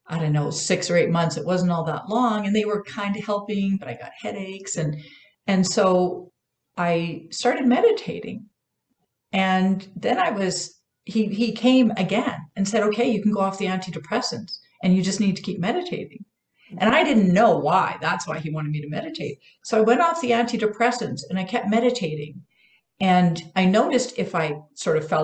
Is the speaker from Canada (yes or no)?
yes; Canada; also born or lived in Vancouver Island; I'm Canadian